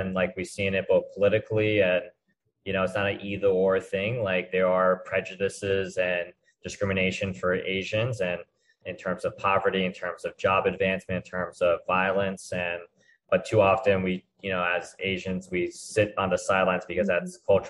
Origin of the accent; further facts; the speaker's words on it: New Jersey, United States; also born or lived in Maryland; New Jersey and Maryland.